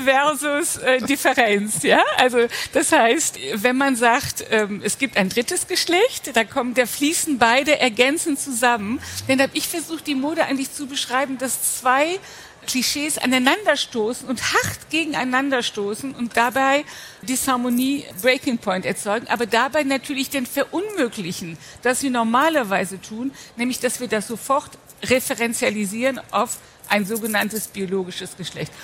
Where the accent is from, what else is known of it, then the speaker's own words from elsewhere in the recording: Rhineland, Germany; Also ich als Rheinländerin